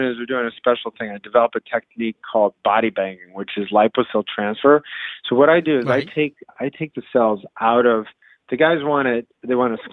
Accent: Iowa, United States; I grew up in Iowa

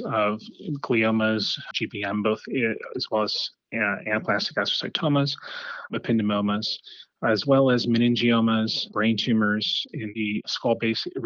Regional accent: Los Angeles, California, United States; moved away as an adult; also born or lived in New York City / Miami; I grew up in Los Angeles.

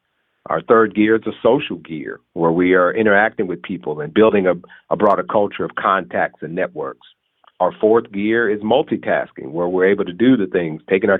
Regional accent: Texas, United States; I grew up in Texas.

